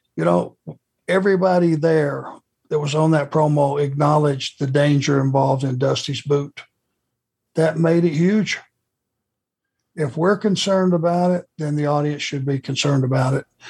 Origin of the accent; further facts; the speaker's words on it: Rome, Georgia, United States; growing up in Rome and living pretty much my entire life in the South